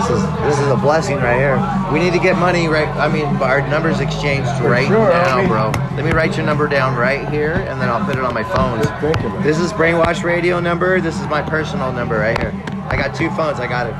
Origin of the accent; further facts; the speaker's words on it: Glendale, California, United States; I was born in Glendale, so I'm Glendalian, technically.